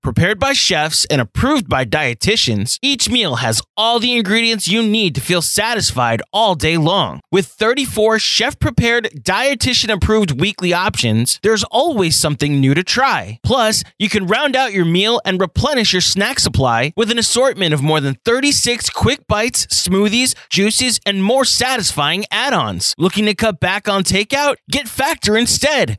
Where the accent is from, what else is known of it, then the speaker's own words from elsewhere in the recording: Long Island, New York, United States; I grew up in Long Island